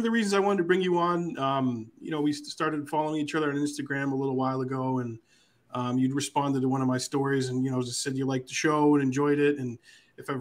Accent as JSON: {"language": "English", "town": "Rindge", "region": "New Hampshire", "country": "United States", "tie": "born or raised there", "said": "I grew up in Ringe from fourth grade on"}